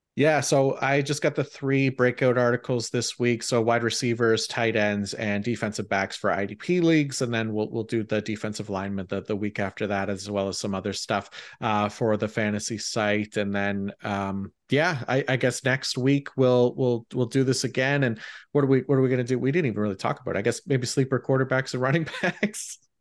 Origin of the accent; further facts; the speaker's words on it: Canada; being Canadian